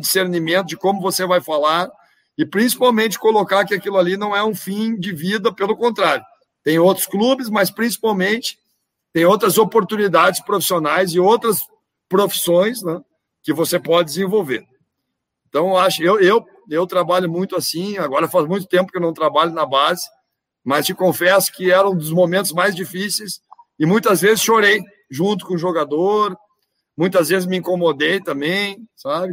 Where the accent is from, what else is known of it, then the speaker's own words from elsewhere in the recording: South Region, Brazil; moved away; nós que viemos lá do Sul